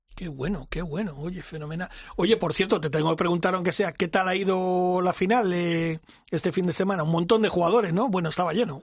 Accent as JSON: {"language": "Spanish", "area": "Mallorca", "region": "Balearic Islands", "country": "Spain", "tie": "born or raised there", "moved": "yes", "said": "en mi tierra, Mallorca, porque allí vive toda mi familia y tal, y yo he crecido ahí desde muy pequeñito, con seis años llegué a la isla"}